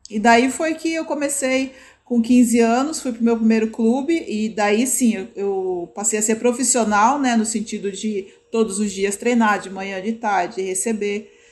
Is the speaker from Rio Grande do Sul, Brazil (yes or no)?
no; São Paulo, Brazil; É, eu, eu sou da, da zona norte de São Paulo